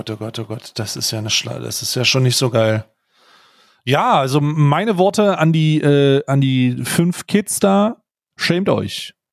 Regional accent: Germany; ich als Deutscher

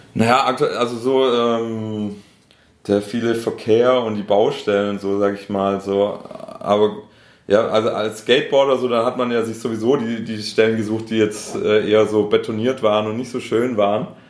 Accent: Schorndorf, Baden-Württemberg, Germany; accent: Stuttgart Swabian; first language Swedish; moved away as an adult; also born or lived in Stuttgart; now in Ludwigsburg, Germany; ich komme ja ursprünglich aus Schorndorf

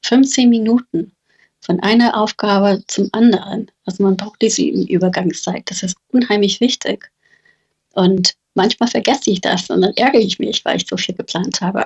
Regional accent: United States; German is a second language; moved away; Ich bin Amerikanerin

